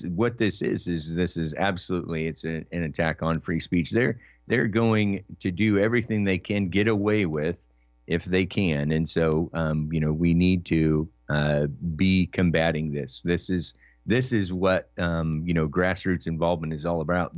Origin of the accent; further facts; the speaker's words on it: Oregon, United States; I was raised in Oregon